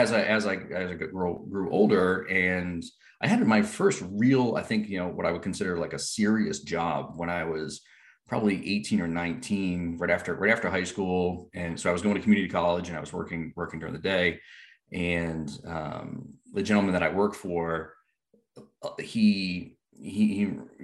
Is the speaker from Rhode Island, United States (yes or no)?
yes; Rhode Island, United States; I grew up in Rhode Island